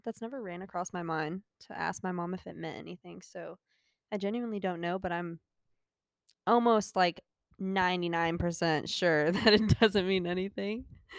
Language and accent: English; Gainesville, Georgia, United States; I am from Gainesville, Georgia.